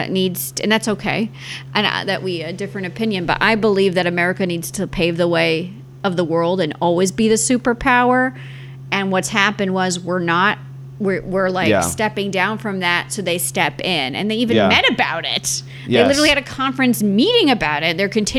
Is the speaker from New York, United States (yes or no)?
yes; New York City, New York, United States; now in Florida, United States; I'm a refugee from New York City, everyone. I'm head of the Blue State Refugee Committee